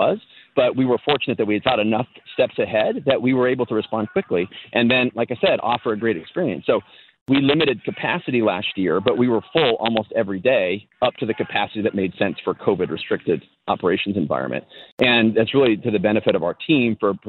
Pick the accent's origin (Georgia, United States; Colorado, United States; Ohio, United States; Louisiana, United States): Colorado, United States; now in Illinois, United States; Growing up in Colorado